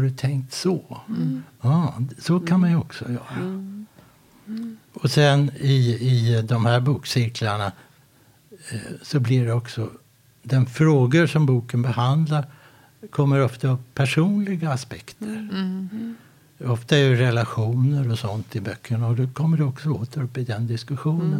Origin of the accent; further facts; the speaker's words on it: Sweden; also born or lived in Båstad; now in Halmstad, Sweden; jag är från Sverige